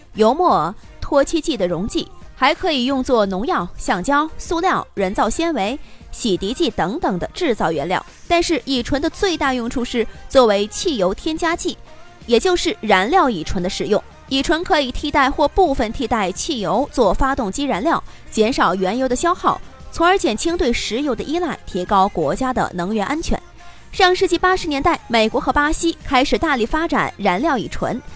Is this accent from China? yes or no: yes; China; 我们中国人